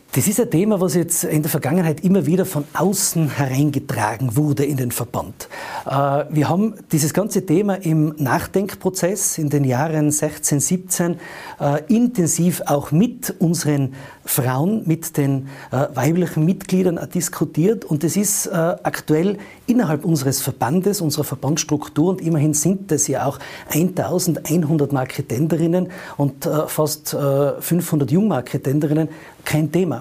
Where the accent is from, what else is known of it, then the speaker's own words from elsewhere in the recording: Tyrol, Austria; meinem Heimatland Tirol